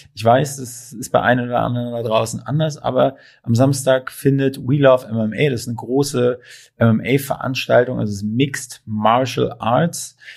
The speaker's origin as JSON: {"language": "German", "town": "Ludwigslust", "region": "Mecklenburg-Vorpommern", "country": "Germany", "moved": "yes", "lives_now": "Berlin, Germany", "said": "ich komme ja aus Ludwigslust"}